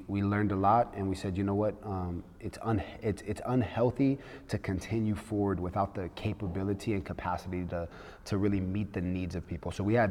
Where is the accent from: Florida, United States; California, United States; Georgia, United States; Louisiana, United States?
California, United States; Los Angeles; I'm from Los Angeles, California